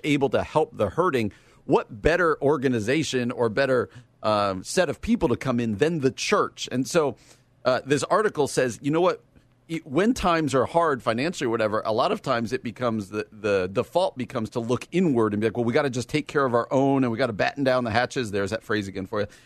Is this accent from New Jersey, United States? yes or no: yes; New Jersey, United States; now in Illinois, United States; the state that I currently live in and the state I grew up in. Illinois and New Jersey